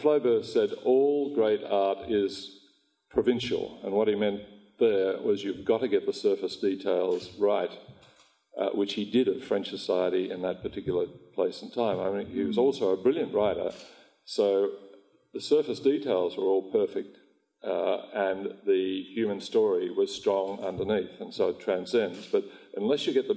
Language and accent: English; Australia; I am Australian